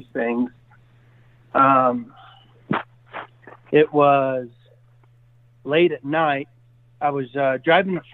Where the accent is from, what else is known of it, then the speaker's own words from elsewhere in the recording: Washington, United States; growing up in Washington State